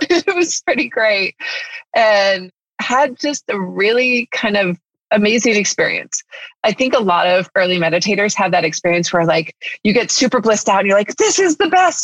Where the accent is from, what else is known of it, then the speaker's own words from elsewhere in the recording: Northern California, United States; moved away as an adult; now in La Cañada, United States; I grew up in Northern California